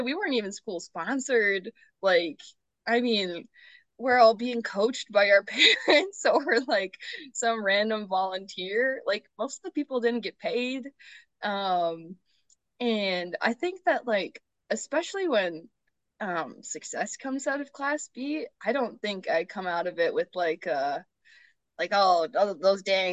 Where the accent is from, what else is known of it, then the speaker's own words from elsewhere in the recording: Mayville, North Dakota, United States; moved away as an adult; growing up in North Dakota